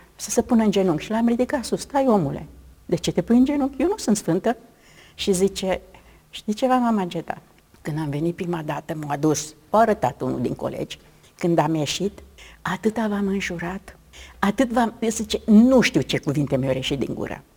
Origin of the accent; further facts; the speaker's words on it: Romania; Sunt româncă.